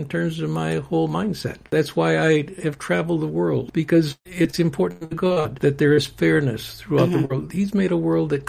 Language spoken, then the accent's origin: English; United States; I love being an American, but I'm a citizen of the world, partly because I'm a member of the kingdom of God.